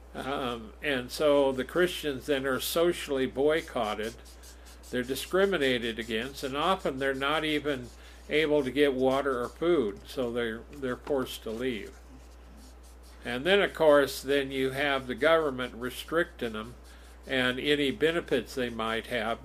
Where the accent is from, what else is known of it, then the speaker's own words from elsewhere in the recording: United States; raised in America